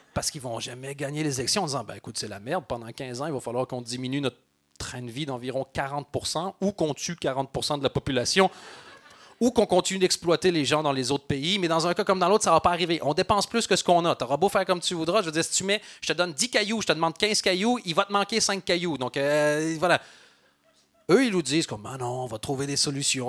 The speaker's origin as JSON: {"language": "French", "country": "Belgium", "said": "je suis belge"}